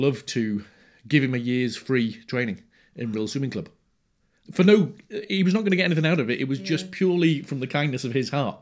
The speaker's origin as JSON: {"language": "English", "town": "Rhyl", "region": "Wales", "country": "United Kingdom", "tie": "born or raised there", "said": "I was born in Rhyl, in North Wales."}